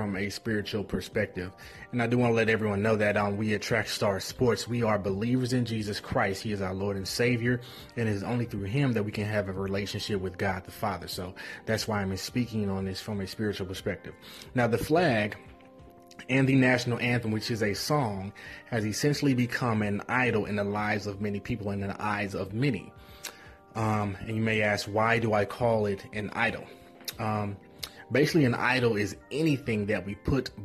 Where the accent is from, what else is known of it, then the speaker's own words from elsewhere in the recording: United States; I was born here